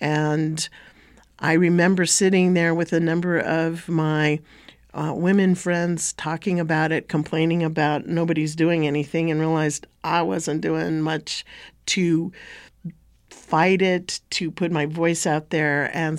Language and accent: English; Northwest Territories, Canada; Well, first off, I would say that I come from Tchitni and Toria Tchitni Bashashi, the Dene Nation.